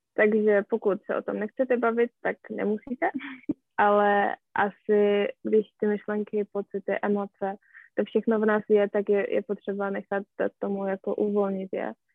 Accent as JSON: {"language": "Czech", "country": "Poland", "second_language": "Czech", "moved": "yes", "said": "já jsem Polka"}